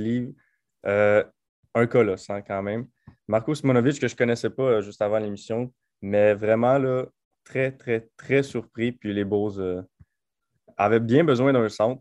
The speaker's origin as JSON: {"language": "French", "region": "Quebec", "country": "Canada", "said": "en tant que Québécois"}